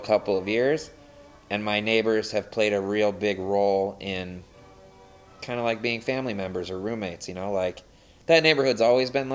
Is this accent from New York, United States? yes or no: yes; Saratoga Springs, New York, United States; also born or lived in North Beach, San Francisco; now in San Francisco, United States; I grew up in Saratoga Springs